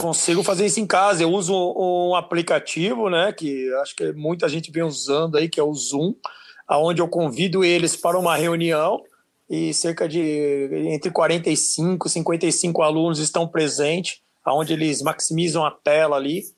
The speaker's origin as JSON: {"language": "Portuguese", "country": "Brazil", "said": "nosso dialeto aqui é, de Brasil"}